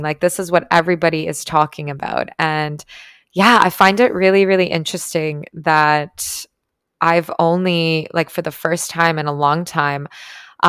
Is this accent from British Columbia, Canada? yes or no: no; Toronto, Ontario, Canada; moved away as an adult; now in Tulum, Mexico; I'm from Toronto